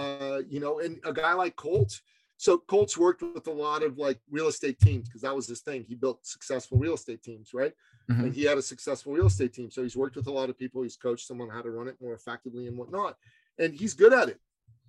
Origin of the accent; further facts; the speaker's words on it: Canada; I'm from Canada. We just did the trucker convoy rebellion, brother.